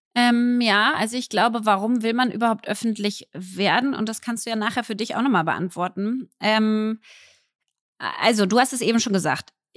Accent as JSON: {"language": "German", "region": "Berlin", "country": "Germany", "said": "als Berlinerin"}